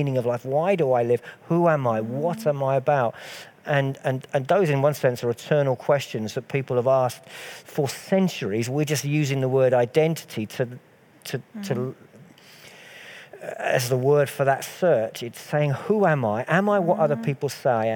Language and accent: English; United Kingdom; I am British. I wouldn't use the word English because I'm of Scottish and slightly Irish heritage, but mostly Scottish.